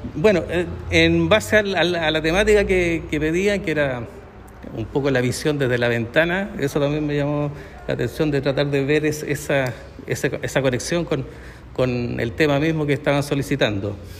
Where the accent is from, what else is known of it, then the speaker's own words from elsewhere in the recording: El Quisco, Valparaíso, Chile; Yo soy del Quisco. ¿Del Quisco? Sí, aquí en la quinta región, cerca de San Antonio